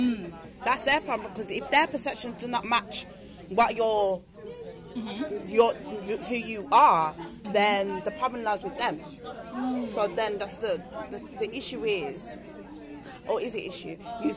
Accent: United Kingdom; black British women.

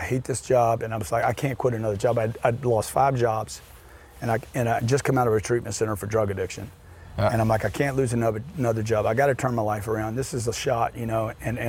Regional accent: Lake Charles, Louisiana, United States; In Lake Charles, Louisiana, a refinery town.

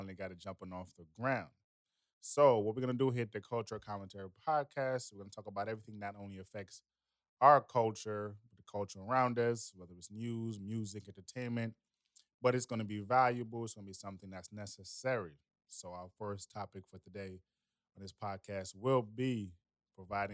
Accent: United States; also born or lived in Jamaica; I was born in Jamaica and I was raised in America.

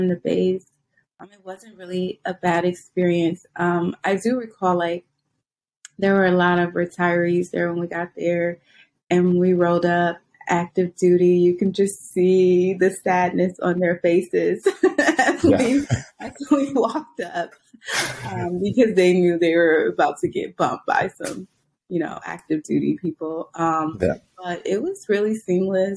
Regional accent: Detroit, Michigan, United States; now in DC, Maryland, Virginia area, United States; I'm originally from Detroit, Michigan, inner city Detroit. So I grew up in a very urban area

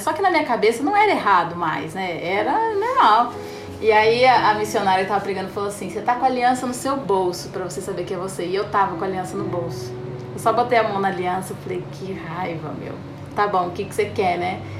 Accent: Sorocaba, São Paulo, Brazil; eu sou de Sorocaba

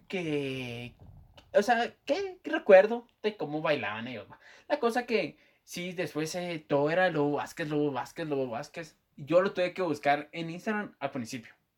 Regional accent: Guatemala; accent: chapín; mi acento chapín

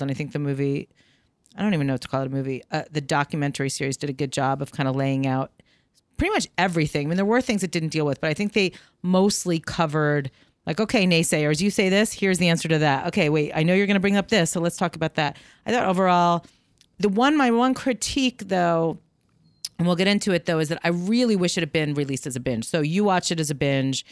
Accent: New York, United States; I'm from New York. I'm Jewish. I'm of a certain age. I grew up, you know, we were, like, Upper West Side adjacent

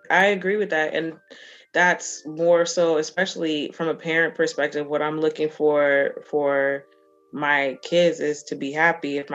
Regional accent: New Jersey, United States; I grew up in Jersey, he grew up in Maryland, which is also pretty diverse

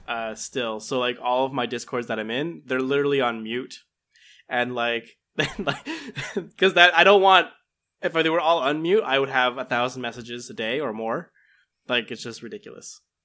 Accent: United States; being an American

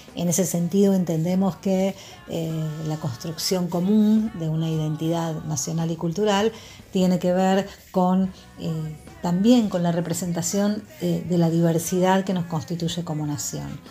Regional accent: Argentina; qué nos conforma como Argentina

